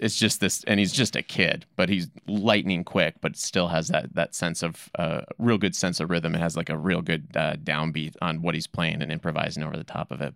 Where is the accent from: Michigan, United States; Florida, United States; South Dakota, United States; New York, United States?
South Dakota, United States; now in Boise, United States; I'm originally from South Dakota